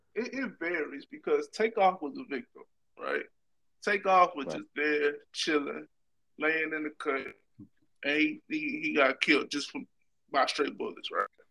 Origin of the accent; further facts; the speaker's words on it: Louisiana, United States; moved away; I'm from a small town in Louisiana